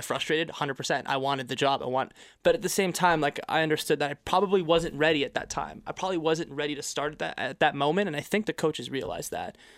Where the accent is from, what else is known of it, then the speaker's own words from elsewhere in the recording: Quebec, Canada; also born or lived in United States; now in Toronto, Canada; I grew up in Quebec.